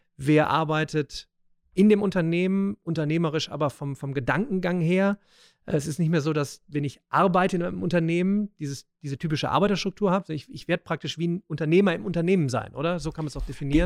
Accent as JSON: {"language": "German", "town": "Remscheid", "region": "North Rhine-Westphalia", "country": "Germany", "said": "ich komme ja aus Remscheid, ja, der, der Weltstadt"}